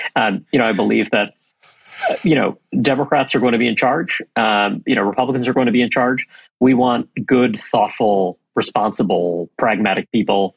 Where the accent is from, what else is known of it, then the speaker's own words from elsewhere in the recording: New York City, New York, United States; I come from New York City. Uh, I grew up in Brooklyn, New York